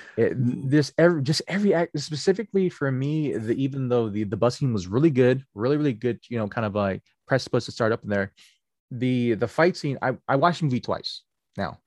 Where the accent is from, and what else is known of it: United States